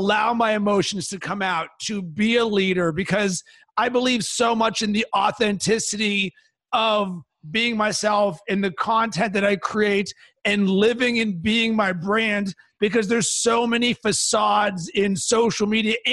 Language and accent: English; Pittsburgh, Pennsylvania, United States; when I was growing up in Pittsburgh, Pennsylvania